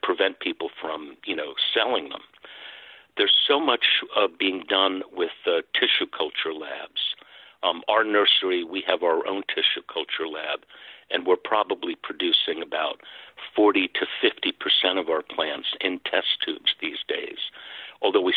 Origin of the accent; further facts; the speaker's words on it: Pine Barrens, New Jersey shore, United States; right in the town that I grew up in on the New Jersey shore, in the Pine Barrens